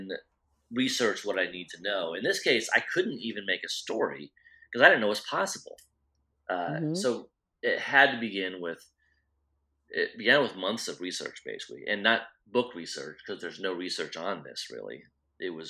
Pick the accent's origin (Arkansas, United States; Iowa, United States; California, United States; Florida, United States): Iowa, United States; I grew up in Iowa